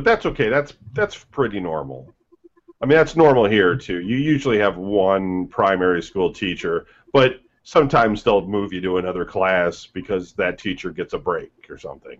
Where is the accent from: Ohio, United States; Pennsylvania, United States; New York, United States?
Ohio, United States; also born or lived in Michigan; when I went to school for the first time in Ohio, because I grew up in Michigan, so around 4th grade